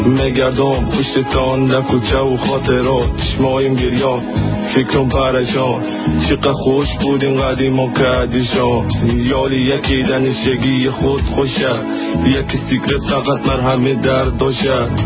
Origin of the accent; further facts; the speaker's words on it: Syria; German is a second language; now in Switzerland; komme aus Syrien mit meiner Familie vom Krieg in die Schweiz. Ich lerne Deutsch in Kursen von freiwilligen Lehrerinnen.